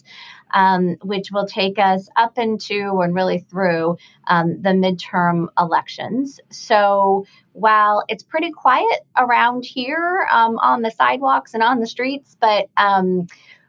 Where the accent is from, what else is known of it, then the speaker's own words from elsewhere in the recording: Montana, United States; moved away; I am originally from Montana. My family has spent, I am the fifth generation of my family to be living in Montana at some point in our lives